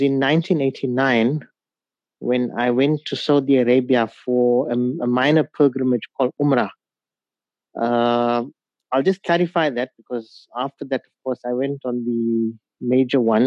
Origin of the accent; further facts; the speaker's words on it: Pietermaritzburg, KwaZulu-Natal, South Africa; also born or lived in Durban; I schooled in Pietermaritzburg at the Arthur Blacksall School for the Blind